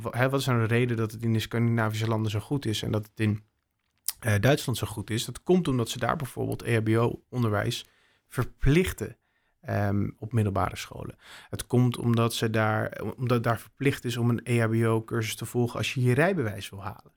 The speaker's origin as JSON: {"language": "Dutch", "town": "Bussum", "region": "North Holland", "country": "Netherlands", "tie": "born or raised there", "also_born_or_lived": "Maastricht / Utrecht", "moved": "as an adult", "said": "Ik heb Friese roots, maar ik ben opgegroeid in Bussum"}